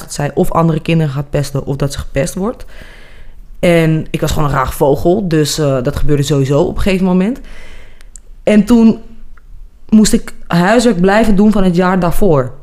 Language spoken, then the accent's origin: Dutch; Amsterdam, North Holland, Netherlands; accent: Amsterdam; moved away; also born or lived in Zaandam; Mijn ouders hadden een woonboot in Amsterdam op het Waterloopplein.